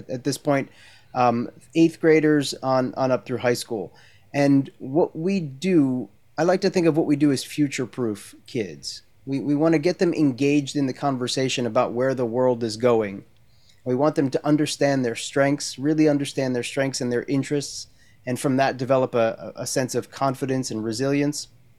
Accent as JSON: {"language": "English", "region": "New Jersey", "country": "United States", "tie": "born or raised there", "also_born_or_lived": "Maryland / Brooklyn, New York", "moved": "as an adult", "lives_now": "San Diego, United States", "said": "I'm from New Jersey originally. Okay. Born and raised in New Jersey, spent summers down at the Jersey Shore and went to college in Maryland, University of Maryland, College Park."}